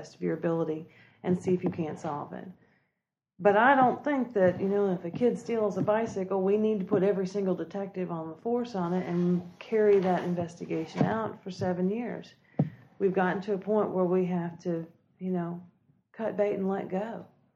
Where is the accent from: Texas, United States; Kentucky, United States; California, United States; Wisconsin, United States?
Kentucky, United States; now in Anderson, South Carolina, United States; I grew up in Kentucky